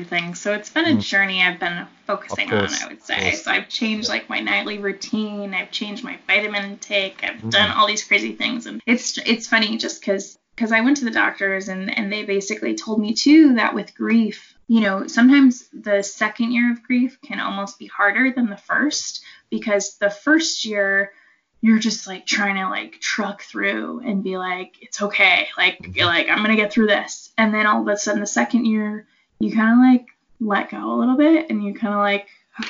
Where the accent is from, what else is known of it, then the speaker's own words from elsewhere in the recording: East Coast, United States; And I came from the East Coast, so like we don't have mountains like over there. We've got like hills.